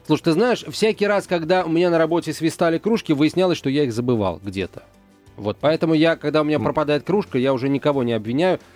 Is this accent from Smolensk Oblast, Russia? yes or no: no; Moscow, Russia; В Москве мы, москвичи